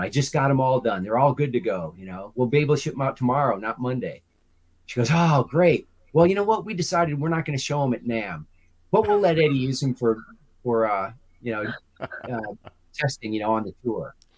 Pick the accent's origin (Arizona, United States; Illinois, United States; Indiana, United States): Illinois, United States; Chicago; moved away as an adult; I'm from the Chicagoland area.